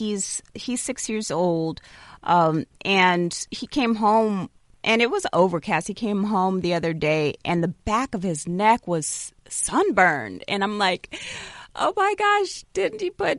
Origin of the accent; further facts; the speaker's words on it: Midwest, United States; growing up in the Midwest